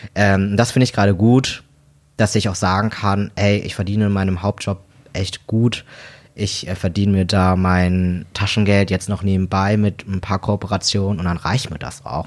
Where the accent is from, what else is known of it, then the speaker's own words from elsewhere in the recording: Delmhorst, Lower Saxony, Germany; moved away as an adult; now in Hamburg, Germany; ich komme hier so aus dem Raum Bremen, bin hier geboren und aufgewachsen